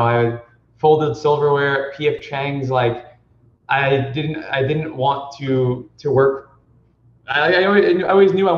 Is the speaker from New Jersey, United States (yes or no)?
yes; New Jersey, United States; I grew up in New Jersey.